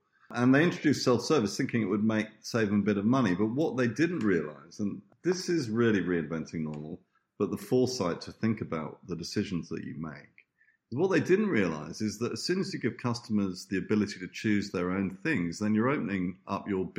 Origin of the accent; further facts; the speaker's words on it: Italy; this market that we used to go to that was actually where I grew up in Italy with my Italian aunt